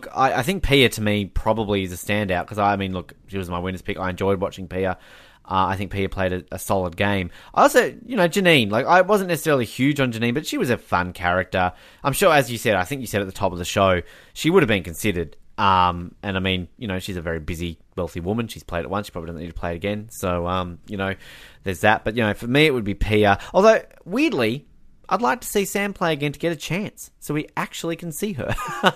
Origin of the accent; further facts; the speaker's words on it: Tasmania, Australia; in my home state